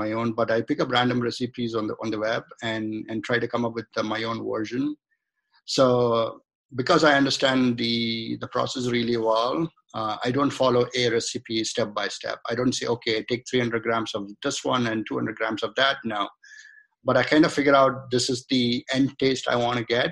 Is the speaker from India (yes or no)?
yes; India; moved away as an adult; now in United States; So I was born in India. I grew up in India. Then I came to the United States as a student, and then I just remained here.